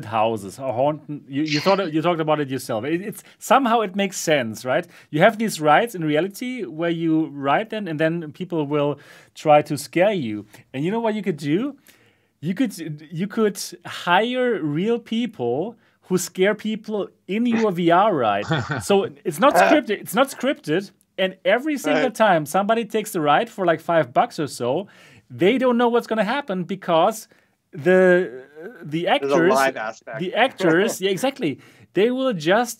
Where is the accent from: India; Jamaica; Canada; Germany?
Germany; accent: German; my German accent